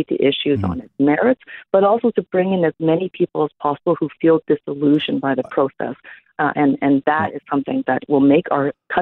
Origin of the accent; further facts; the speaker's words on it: Toronto, Ontario, Canada; English is a second language; I grew up very poor in Regent Park. I'm an immigrant. English is my second language.